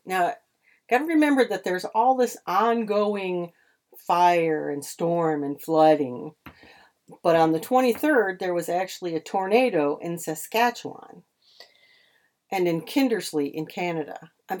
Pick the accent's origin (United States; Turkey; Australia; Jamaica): United States; Yeah, I'm an American.